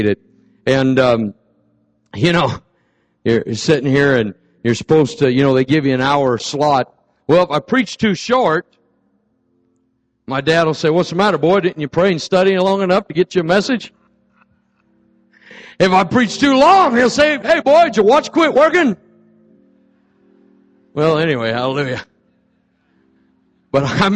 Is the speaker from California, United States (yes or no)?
yes; Fresno, California, United States; now in Chico, United States; I am from Fresno. That's my roots. That's my home church